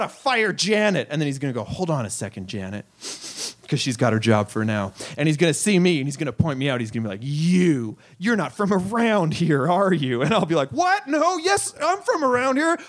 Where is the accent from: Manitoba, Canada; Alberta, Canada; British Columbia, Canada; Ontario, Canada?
Manitoba, Canada; a little town outside Winnipeg; now in Toronto, Canada; I'm not even from Winnipeg, the city. I'm from a little town outside of there